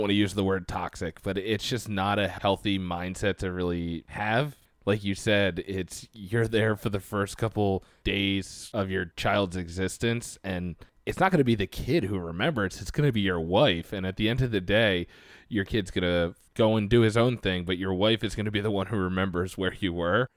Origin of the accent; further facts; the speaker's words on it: Philadelphia, Pennsylvania, United States; accent: Delco; I'm from the Philadelphia area